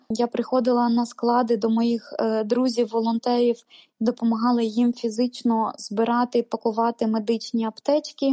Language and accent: Ukrainian; Ukraine; moved away as an adult; моє рідне місто, в якому я народилась і прожила 25 років свого життя.